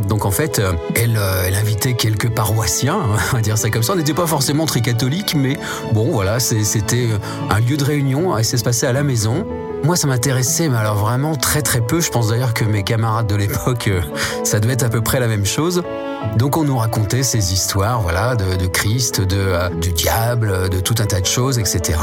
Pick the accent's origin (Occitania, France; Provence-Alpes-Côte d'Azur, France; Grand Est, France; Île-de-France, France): Grand Est, France; Nancy, village of Mézières; je suis né à Nancy. Mes parents ont déménagé assez vite euh, dans un petit village qui s'appelle Mézières